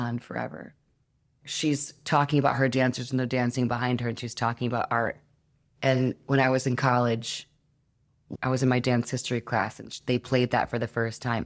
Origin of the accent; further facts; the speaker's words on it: Detroit, Michigan, United States; I come from Detroit, which is the mecca of house music and techno music